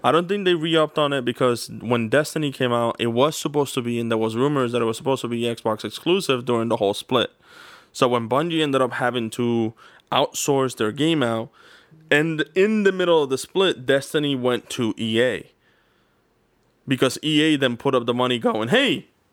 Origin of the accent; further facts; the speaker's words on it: United States; I am an American